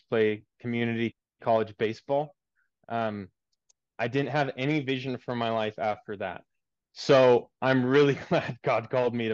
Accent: Seattle, Washington, United States; moved away as an adult; also born or lived in Germany; my church I grew up in Seattle

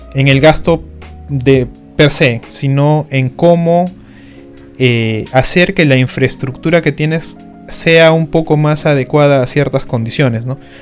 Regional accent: Iquitos, Loreto, Peru; en Iquitos, que es mi tierra

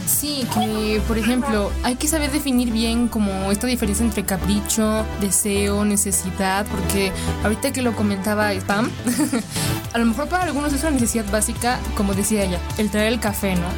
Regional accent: Mexico; yo soy muy mexicana

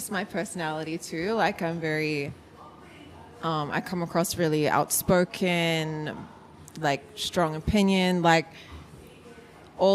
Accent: New Zealand; also born or lived in Hollywood / Hawaii; now in Melbourne, Australia; I'm from New Zealand originally

